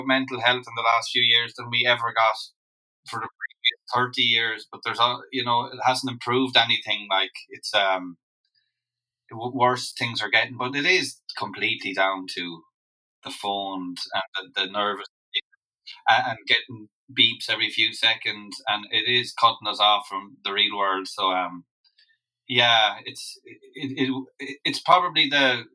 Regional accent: Loughrea, Connacht, Ireland; I'm from Loughrea. I'm from the town itself.

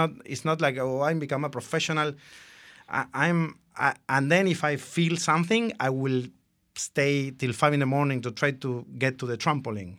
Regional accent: Argentina; moved away; I'm from Argentina.

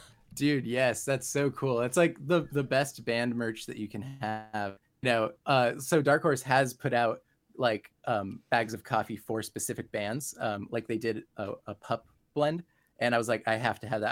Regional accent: San Diego, California, United States; I grew up in San Diego and currently live here

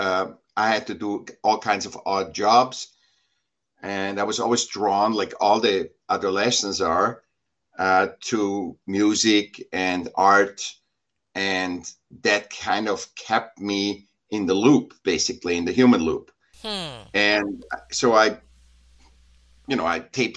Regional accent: Vienna, Austria; now in California, United States; I was born in Vienna, Austria

